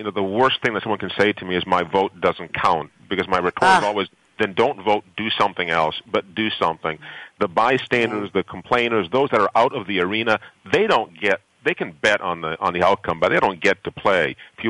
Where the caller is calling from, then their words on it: Boston, Massachusetts, United States; I am in Boston. We just had a wonderfully magnificent line of thunderstorms come through here and knock out power.